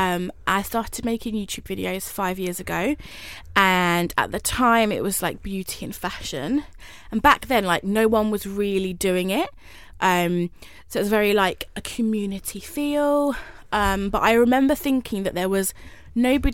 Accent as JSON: {"language": "English", "town": "High Wycombe", "region": "South East England", "country": "United Kingdom", "tie": "born or raised there", "moved": "yes", "said": "I'm from like a small town called High Wycombe"}